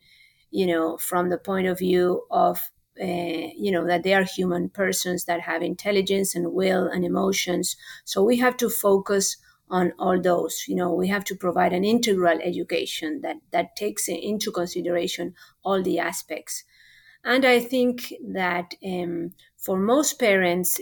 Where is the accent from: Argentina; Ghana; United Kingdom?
Argentina; first language Spanish; English is a second language; moved away as an adult; now in Houston, United States; I am from Argentina originally, although I have lived here for, 26 years. So I came a little late. I came when I was 22